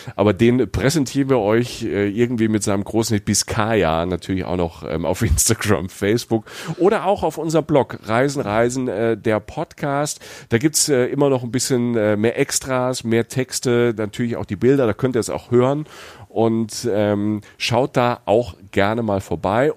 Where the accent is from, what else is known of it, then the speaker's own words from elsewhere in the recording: Southern Germany, Germany; now in Cologne, Germany; ich als Süddeutscher